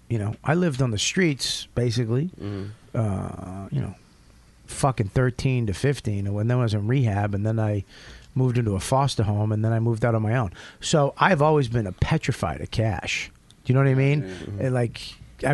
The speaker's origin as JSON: {"language": "English", "town": "Boston", "region": "Massachusetts", "country": "United States", "said": "I'm from Boston."}